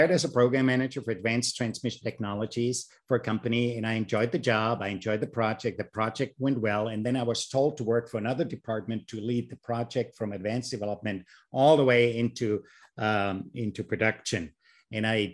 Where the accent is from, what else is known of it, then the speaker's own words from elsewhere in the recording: Germany; English is a second language; moved away as an adult; I was born and raised in Germany